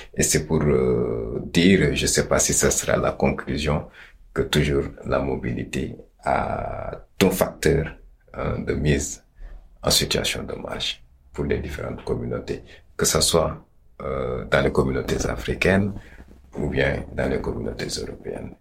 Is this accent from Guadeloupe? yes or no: no; Senegal; chez nous au Sénégal